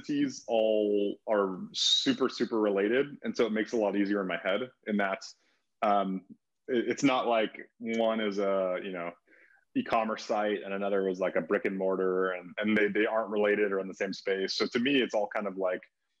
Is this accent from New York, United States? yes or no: no; California, United States; moved away as an adult; also born or lived in Denver, United States; now in Oahu, United States; I grew up in California and then lived in Denver for a few years.